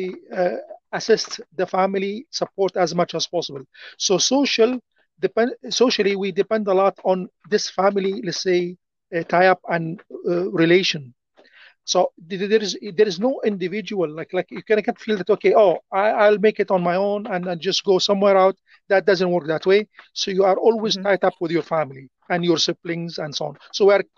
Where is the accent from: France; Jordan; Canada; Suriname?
Jordan; first language Arabic; English is a second language; now in United Arab Emirates; I am from Jordan. It's a small country in the Middle East.